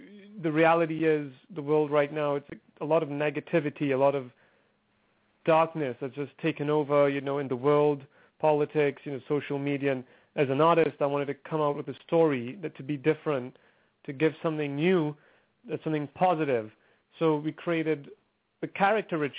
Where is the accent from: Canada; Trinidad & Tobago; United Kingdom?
Trinidad & Tobago; originally I'm from Trinidad and Tobago. It's a small island in the Caribbean